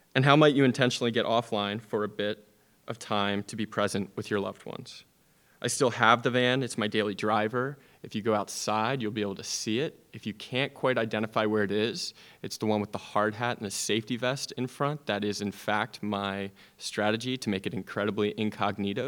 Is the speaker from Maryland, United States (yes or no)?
no; Media, Pennsylvania, United States; moved away; my hometown in Media, Pennsylvania